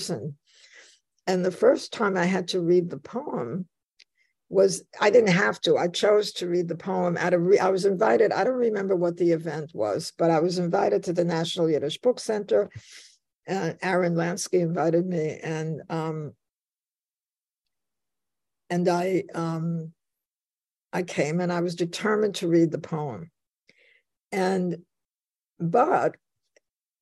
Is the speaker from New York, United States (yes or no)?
yes; New York City, New York, United States; accent: Bronx; also born or lived in Warsaw, Poland / Łódź, Poland / Sweden; I talked like I came from the Bronx, which I did